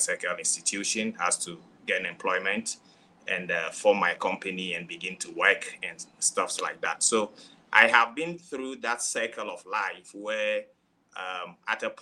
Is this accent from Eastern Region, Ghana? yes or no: no; Volta, Ghana; I'm coming from Africa, to be precise, Ghana. And my place of origin is Akachi, from the Volta region.